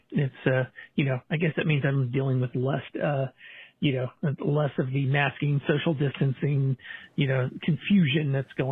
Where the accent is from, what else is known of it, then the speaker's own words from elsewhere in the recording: California, United States; born there; I was not born in Colorado. I was born in California.